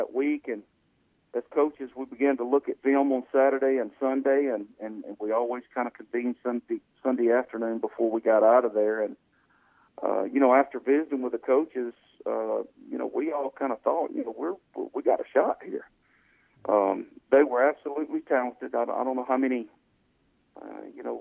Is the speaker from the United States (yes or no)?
yes; Colwich, near West Wichita, Kansas, United States; I grew up in Calhoun out near West Wichita